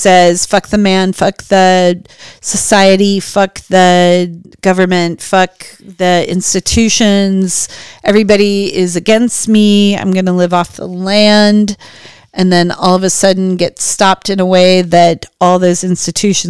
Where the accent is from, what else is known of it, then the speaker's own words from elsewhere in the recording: United States; we as American white people